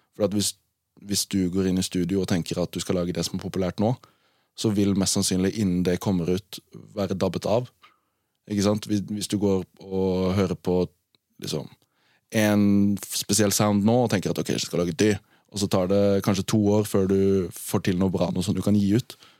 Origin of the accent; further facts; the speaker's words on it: Arendal, Agder, Norway; Jeg er fra Arendal